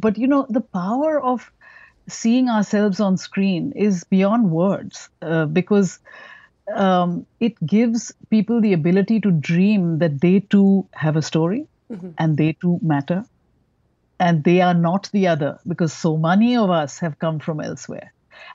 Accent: India; moved away as an adult; as a brown person, I came from India on a scholarship to study at Harvard.

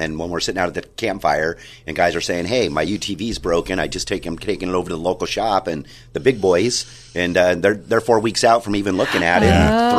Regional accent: East County, California, United States; I'm just a good old East County kid

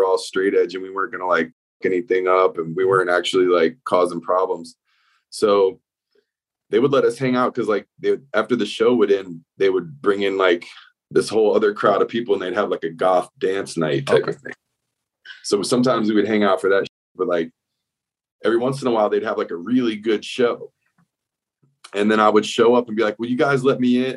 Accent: South Florida, United States; now in Gainesville, United States; I moved here in 1998 from South Florida. I grew up in South Florida

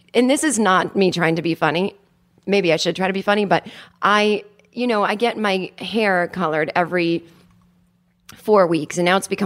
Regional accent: United States; I am a neurotic American

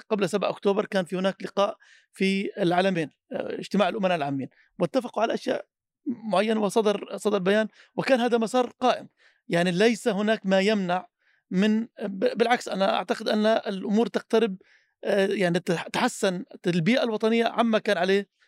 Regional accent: Palestine; تنقل واقعنا كفلسطينيين

